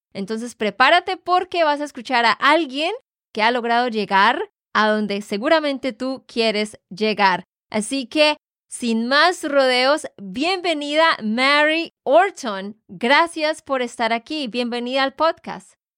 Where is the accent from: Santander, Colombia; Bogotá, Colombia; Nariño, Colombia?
Santander, Colombia; de Santander, Colombia